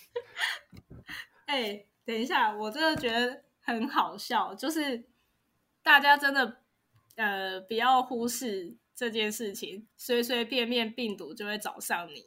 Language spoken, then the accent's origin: Chinese; Taiwan; 我们台湾人